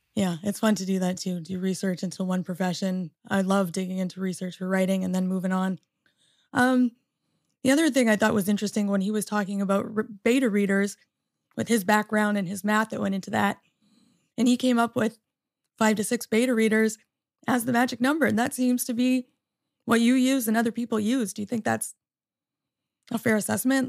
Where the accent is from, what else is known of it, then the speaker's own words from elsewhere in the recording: Canada; moved away as an adult; also born or lived in Michigan, United States; now in United States; I'm a Canadian born and also, uh, American through marriage.